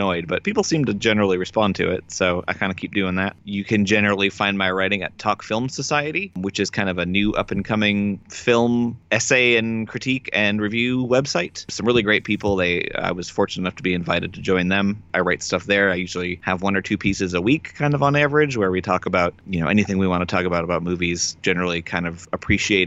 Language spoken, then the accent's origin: English; Bottineau, North Dakota, United States; moved away as an adult; now in Tucson, United States; I grew up in North Dakota